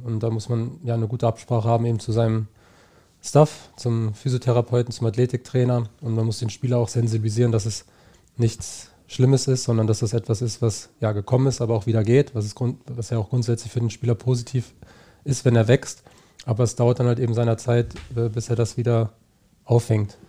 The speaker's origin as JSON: {"language": "German", "town": "Niebüll", "region": "Schleswig-Holstein", "country": "Germany", "tie": "born or raised there", "also_born_or_lived": "Heidelberg", "moved": "yes", "said": "Also ich komme aus Nibel"}